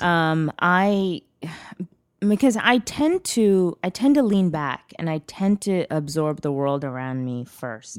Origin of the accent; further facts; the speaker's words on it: Bangalore, Karnataka, India; now in United States; I was born in Bangalore.